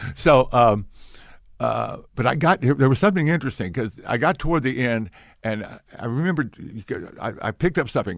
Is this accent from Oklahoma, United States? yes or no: yes; Ponca City, Oklahoma City, United States; I was in Oklahoma City until the, uh, fourth grade, and my father got promoted to a bigger church in Ponca City, Oklahoma.